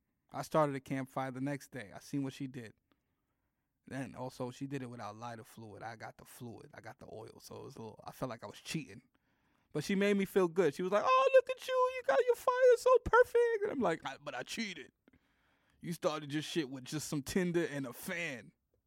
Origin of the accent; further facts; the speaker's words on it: Bronx, New York, United States; This is where I'm from the Bronx.